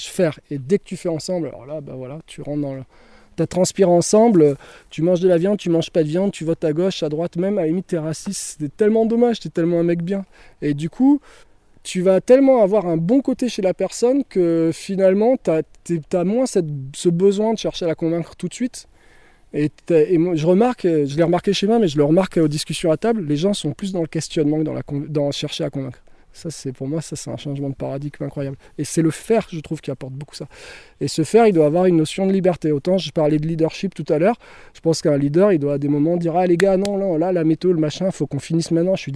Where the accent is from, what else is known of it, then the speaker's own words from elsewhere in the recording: the Alps, France; Nous, on vient des Alpes, on a 20 ans d'expérience en nature et les Alpes, franchement, quand tu sors des Alpes, je pense que t'es pas un débutant.